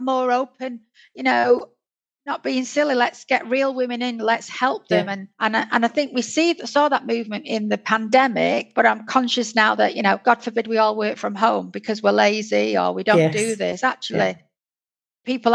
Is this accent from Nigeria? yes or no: no; United Kingdom; as a Northerner